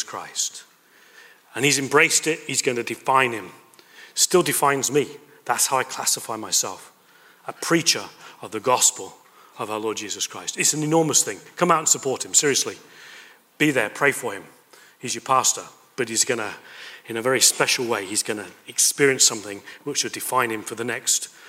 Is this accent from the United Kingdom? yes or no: yes; United Kingdom; moved away as an adult; also born or lived in Toulouse, France; I'm British